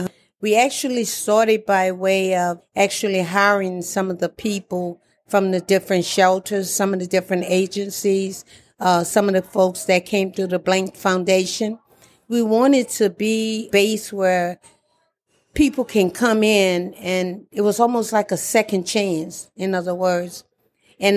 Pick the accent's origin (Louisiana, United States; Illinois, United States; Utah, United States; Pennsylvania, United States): Louisiana, United States; moved away as an adult; now in Atlanta, United States; at the age of seven, growing up in Louisiana